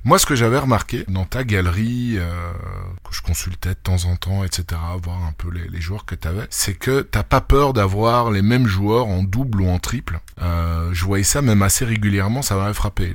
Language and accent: French; Belgium; chez nous en Belgique